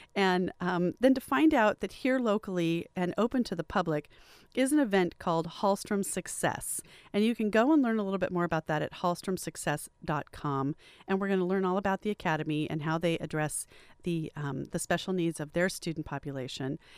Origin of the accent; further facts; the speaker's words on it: Riverside, California, United States; growing up where I did in Riverside